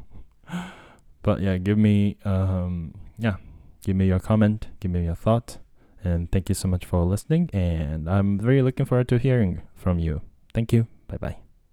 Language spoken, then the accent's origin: English; Tokyo, Japan; English is a second language; also born or lived in United States; I was born and raised in Japan. I grew up in Japan. Uh, I'm, like, hundred percent Japanese, um, and, uh, yeah, from Tokyo